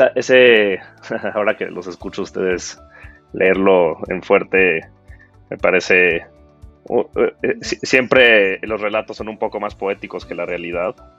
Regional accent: Mexico; also born or lived in United States; como crecí en México y, soy mexicano

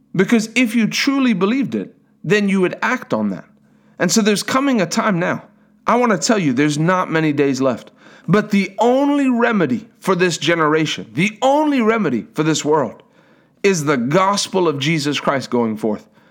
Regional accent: South Africa; I'm from South Africa

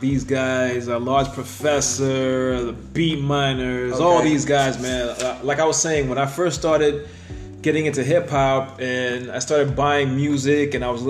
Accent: New York, United States; growing up in New York

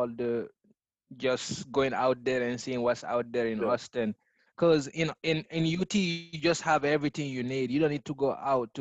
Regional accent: Guinea; moved away; also born or lived in Texas; I grew up in Guinea in West Africa

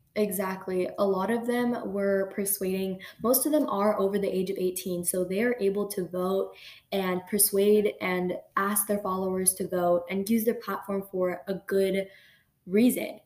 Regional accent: United States; being born in America like I legally I am an American

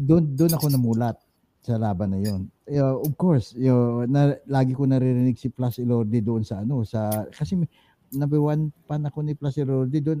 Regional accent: Himamaylan, Western Visayas, Philippines; moved away; also born or lived in Murcia, Negros Occidental / Bacolod; Sa Morsia, Morsia, Bacolod Morsia. Doon ako actually nanggaling. Pero pero sa Himamaylan ako pinanganak

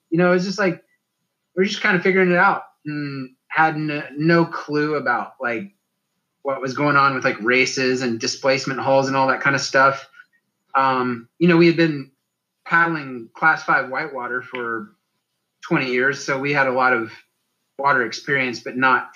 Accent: Chattanooga area, Tennessee, United States; since I was a little kid here in my hometown

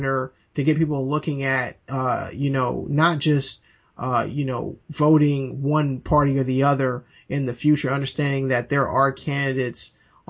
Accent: the South, United States; we're both from the South

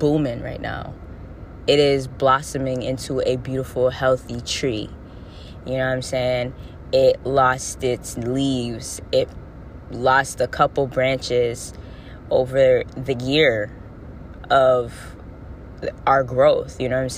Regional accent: Florida, United States; now in New England, United States; I was born in Florida

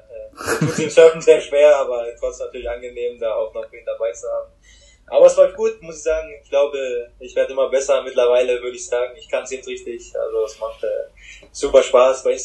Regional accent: Hamburg, Germany; Für mich zählt es fast mit zu Hamburg hier als Hamburger. ja, in Hamburg geboren

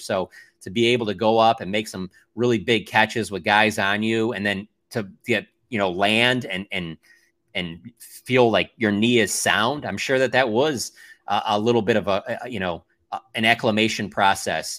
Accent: Detroit, Michigan, United States; now in Texas, United States; I'm originally from Detroit

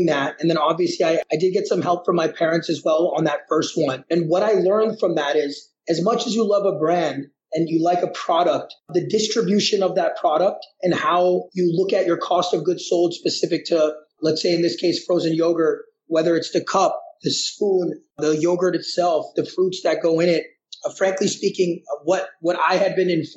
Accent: Massachusetts, United States; moved away as an adult; now in India; I've been born and brought up in the U.S., specifically in Massachusetts. So I grew up in Massachusetts.

